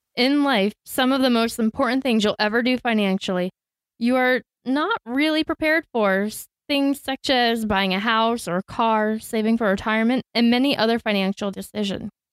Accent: Tampa, Florida, United States; I grew up in Tampa and went to school to become a teacher

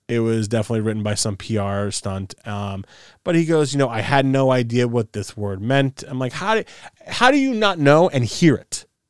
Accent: New York City, New York, United States; I'm from Queens

